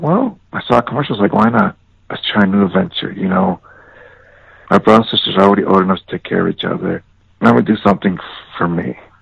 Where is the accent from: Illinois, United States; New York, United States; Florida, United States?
Illinois, United States; Chicago; moved away; growing up in the South Side of Chicago